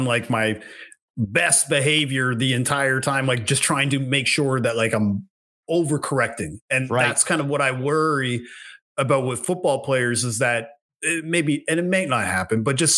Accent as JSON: {"language": "English", "area": "East Coast of Canada", "region": "Atlantic Canada", "country": "Canada", "said": "being from where I'm from there on the East Coast of Canada"}